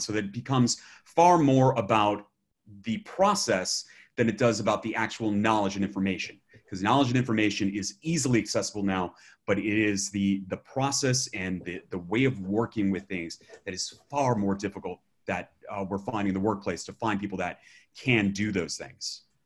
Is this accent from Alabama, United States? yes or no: yes; Alabama, United States; I'm from Alabama